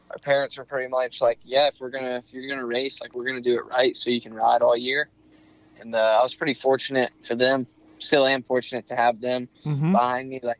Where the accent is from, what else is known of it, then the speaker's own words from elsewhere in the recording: Indiana, United States; also born or lived in Iowa; I was actually I was born